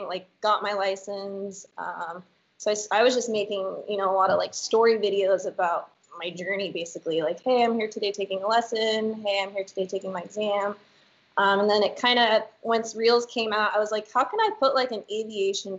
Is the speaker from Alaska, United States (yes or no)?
yes; Anchorage, Alaska, United States; also born or lived in California; now in Soldotna, United States; I grew up in Anchorage. And I live in Soldotna now.